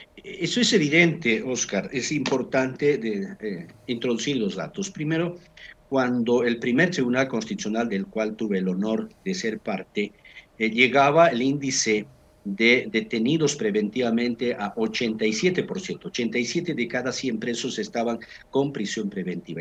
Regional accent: Bolivia; somos bolivianos

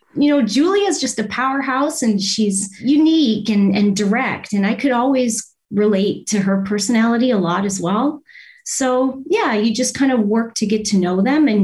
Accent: Windsor, Ontario, Canada; moved away as an adult; also born or lived in Toronto; I'm from Windsor, Windsor, Ontario

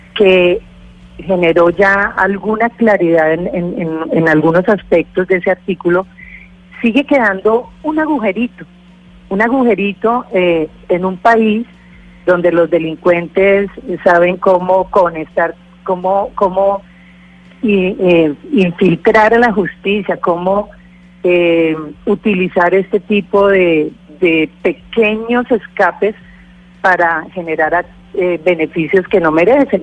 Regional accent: Orinoquía, Colombia; provengo de la Orinoquia

